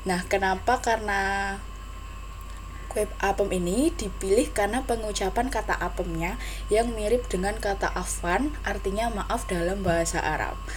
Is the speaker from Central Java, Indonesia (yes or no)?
yes; Central Java, Indonesia; Yang jelas kalau tradisi itu pasti ada ya di setiap daerah. Nah, khususnya di daerahku, Jawa Tengah sendiri itu ada tradisi namanya nyadran.